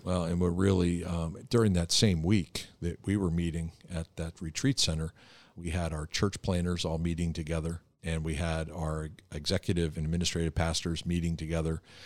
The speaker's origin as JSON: {"language": "English", "town": "Philadelphia", "region": "Pennsylvania", "country": "United States", "said": "we're both from the Philadelphia area"}